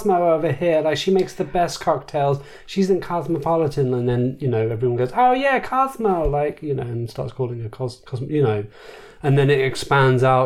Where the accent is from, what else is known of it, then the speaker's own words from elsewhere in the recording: United Kingdom; being British